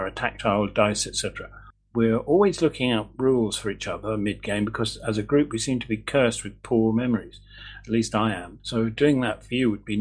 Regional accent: England, United Kingdom; now in Edinburgh, United Kingdom; my dad's English

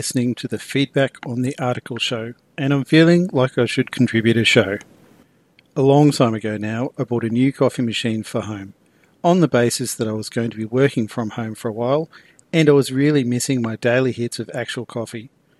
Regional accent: Queensland, Australia; now in Victoria, Australia; I've also travelled back home and got caught in a lockdown in my home state of Queensland over Christmas.

